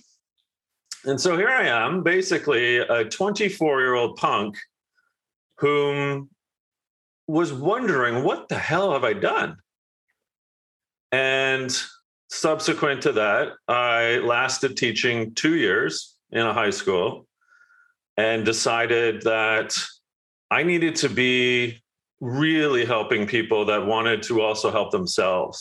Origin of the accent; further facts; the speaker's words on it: Canada; I'm Canadian